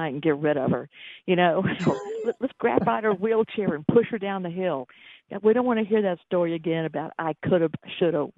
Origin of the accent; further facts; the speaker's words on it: Atlanta, Georgia, United States; accent: Sweet Georgia accent; I was born in Atlanta